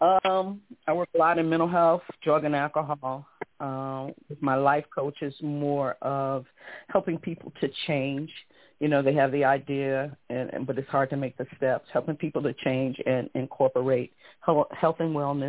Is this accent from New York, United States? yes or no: no; Spartanburg, South Carolina, United States; also born or lived in Colorado Springs, Colorado / Chicago, Illinois; now in Philadelphia, United States; Spartanburg, South Carolina.